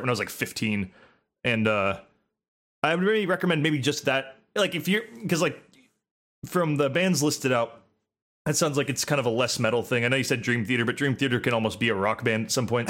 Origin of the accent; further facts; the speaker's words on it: United States; I'm American